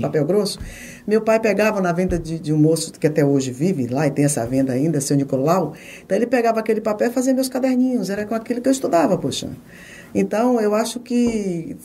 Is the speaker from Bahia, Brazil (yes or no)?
yes; Itabuna, Bahia, Brazil; moved away as an adult; also born or lived in Jequié; Eu nasci em Jequié, no sertão, né, de Jequié, e saí de lá com nove meses, porque meu, minha mãe, meu, meus avós resolveram ir para Itabuna.